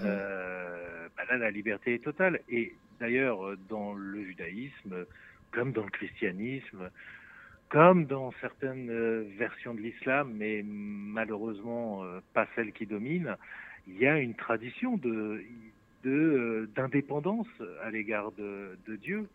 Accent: France

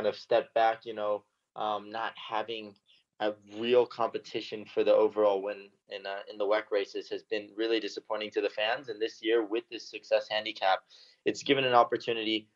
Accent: United States; as an American

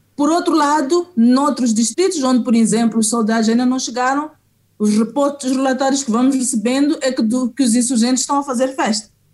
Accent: Mozambique; como eu sou africana e também no caso de Moçambique, em particular, sou moçambicana

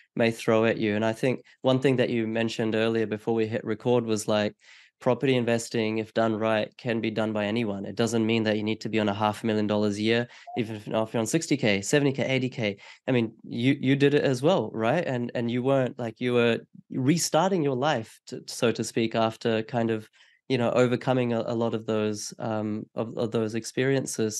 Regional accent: Australia; as an Australian person

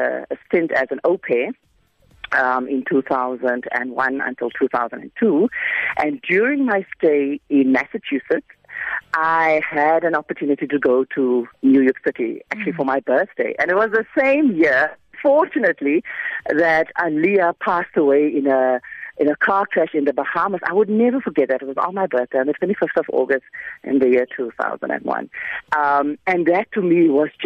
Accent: Macassar, Western Cape, South Africa; moved away as an adult; I first had to get out of Macassar

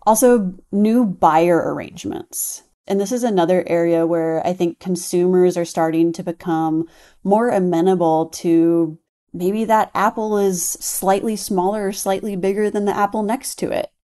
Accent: Texas, United States; I'm from Texas.

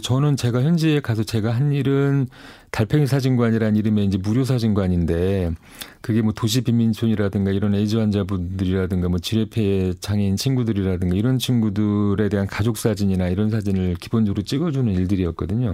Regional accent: Seoul, South Korea; 전 서울에서 온 사람입니다

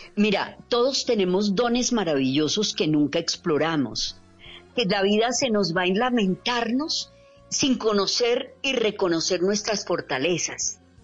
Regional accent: Medellín, Antioquia, Colombia; moved away; also born or lived in Bogotá; yo soy paisa, vivíamos en Medellín

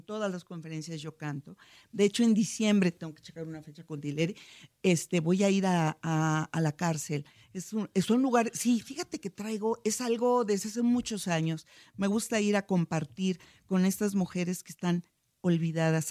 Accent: Guanajuato, Mexico; Yo soy de Guanajuato, Guanajuato

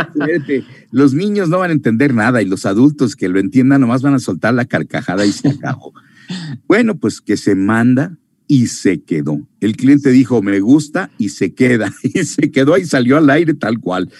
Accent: Mexico; moved away as an adult; also born or lived in Miami; otro mexicano, que llegaba yo

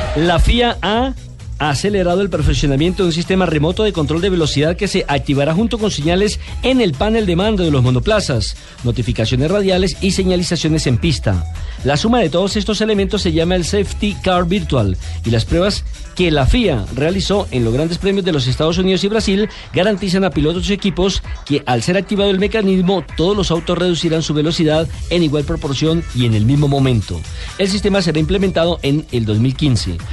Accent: Colombia; nosotros los colombianos

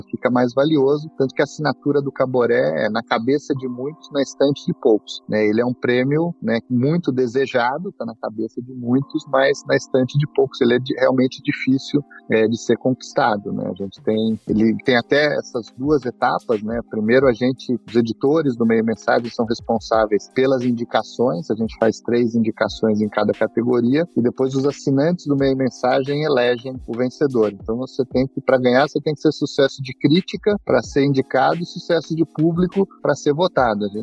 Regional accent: Northeast Region, Brazil; como eu sou nordestino, eu me me inspirei numa coruja típica aqui do Nordeste

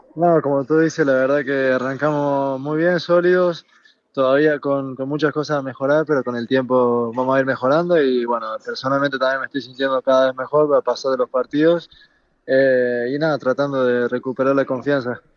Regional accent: Argentina; moved away as an adult; also born or lived in Barcelona, Spain; now in Germany; salí de Argentina, dejé mi familia

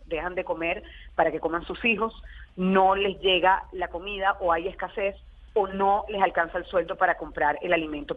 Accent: Venezuela; nosotros como venezolanos

